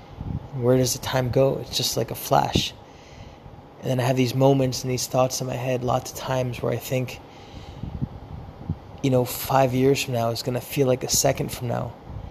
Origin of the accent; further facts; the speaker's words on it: Philadelphia, Pennsylvania, United States; born there; also born or lived in California; I was born in Philadelphia. I grew up bicoastally between divorced parents, one parent living in California, one parent living in Philadelphia, and I actually spent my childhood living between both coasts.